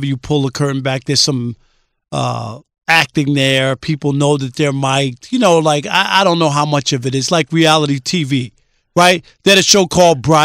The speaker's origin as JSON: {"language": "English", "town": "New York City", "region": "New York", "country": "United States", "tie": "born or raised there", "said": "I grew up in Queens"}